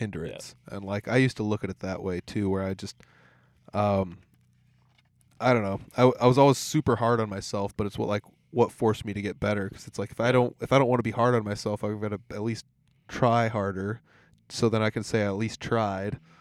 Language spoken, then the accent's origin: English; Humboldt, Iowa, United States; I'm from Humboldt